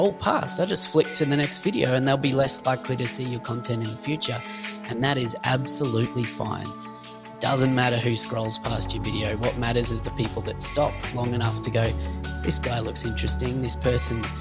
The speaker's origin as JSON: {"language": "English", "country": "Australia", "also_born_or_lived": "Sunshine Coast, Queensland", "accent": "Australian", "said": "if you pick the accent, I'm Australian"}